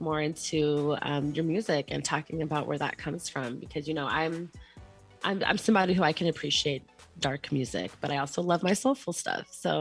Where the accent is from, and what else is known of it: Pacific Northwest, United States; born or raised there